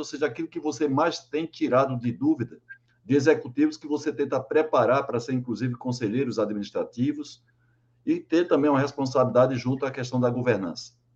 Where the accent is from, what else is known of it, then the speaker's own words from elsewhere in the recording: João Pessoa, Paraíba, Brazil; now in São Caetano do Sul, Brazil; lá de João Pessoa, minha terra, Paraíba